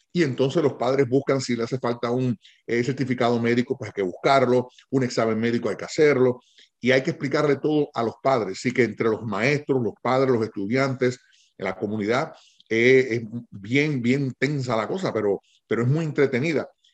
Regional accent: Puerto Rico; yo me crié con mis tías en Puerto Rico

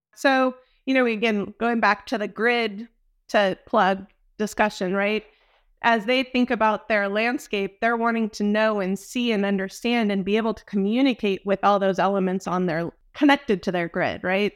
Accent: Dallas, Texas, United States; I'm from Dallas

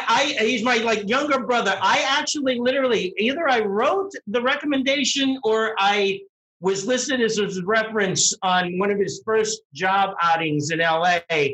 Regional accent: Pittsburgh, Pennsylvania, United States; now in New Jersey, United States; maybe I'll make my trip from New Jersey out to my hometown area in Pittsburgh.

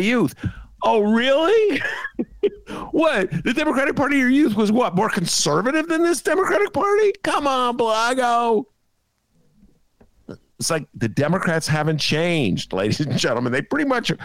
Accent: Illinois, United States; I'm from Illinois

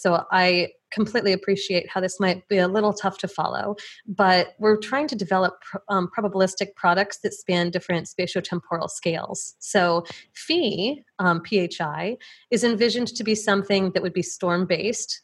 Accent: Plainfield, Illinois, United States; born or raised there

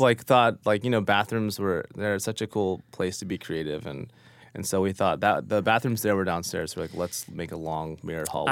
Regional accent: Oklahoma, United States; now in New York, United States; growing up in Oklahoma

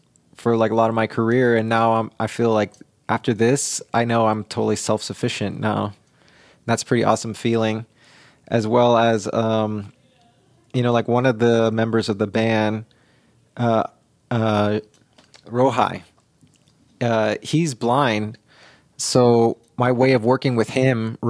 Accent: San Francisco, California, United States; I grew up in the Mission

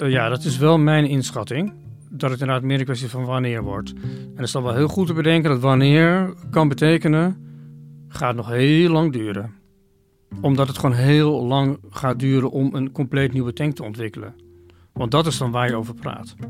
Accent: Oirschot, North Brabant, Netherlands; moved away; Ik heb in mijn kindertijd een aantal jaren in Oorschot gewoond

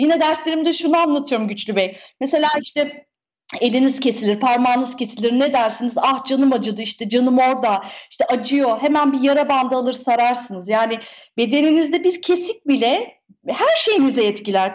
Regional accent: Turkey

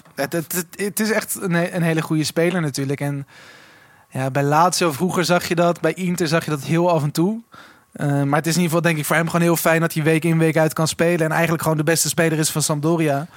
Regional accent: Switzerland; moved away; ik ben vroeger opgegroeid in Zwitserland

